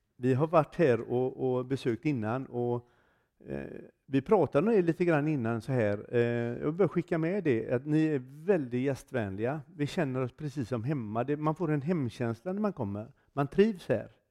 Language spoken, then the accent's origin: Swedish; Gothenburg, Västra Götaland, Sweden; Jag kommer ifrån Göteborg i Sverige.